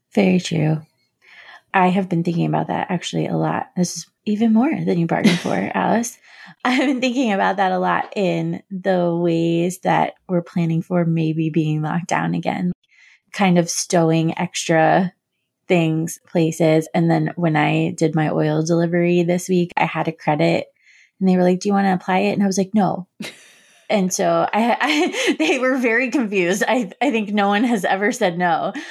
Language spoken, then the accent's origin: English; Florida, United States; moved away; when I was growing up in Florida